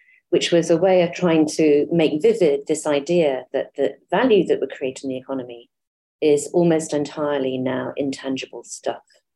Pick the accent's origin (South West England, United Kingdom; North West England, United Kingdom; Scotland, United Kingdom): North West England, United Kingdom; Ramsbottom; moved away; also born or lived in Cambridge; I grew up in Ramsbottom, actually, which has changed an awful lot since I left in the early 1980s